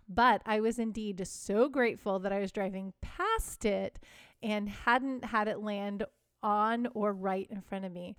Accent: Chicago suburbs, Illinois, United States; I grew up in the Chicago suburbs

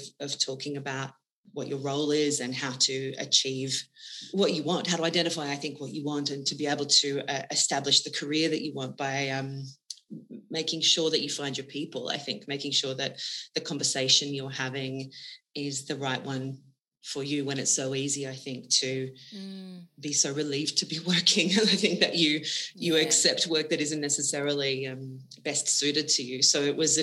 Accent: Wagga Wagga, New South Wales, Australia; I grew up in Wagga Wagga in New South Wales

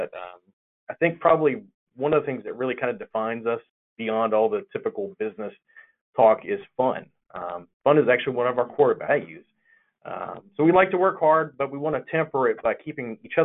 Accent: Gulf Coast of Florida, Alabama, the South, United States; moved away; And I'm originally from the South. I'm from Gulf Coast of Florida, Alabama

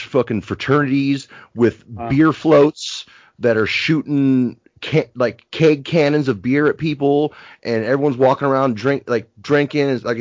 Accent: Napa, California, United States; also born or lived in San Francisco; growing up in Napa

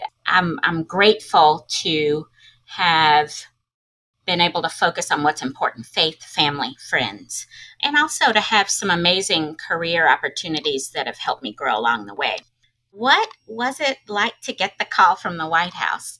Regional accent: Arkansas, United States; accent: Southern drawl; also born or lived in St. Louis, Missouri / Los Angeles, California; she brought 5 kids back to Arkansas, where both of my parents are from, and hence my Southern drawl

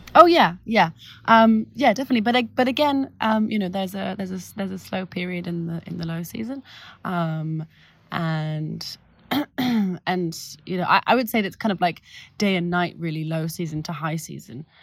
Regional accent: London, United Kingdom; now in Paris, France; so I grew up in London, and, I mean, I grew up in, in North London

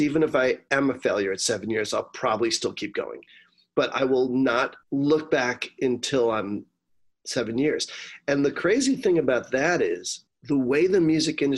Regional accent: United States; being an American and being a strong lyricist

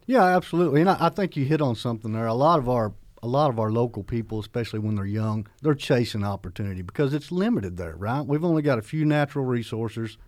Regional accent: McCurtain County, southeast Oklahoma, United States; accent: southern; moved away as an adult; the area I'm from, which I'm proud, I'm from Choctaw, McCurtain County, this very far southeast corner.

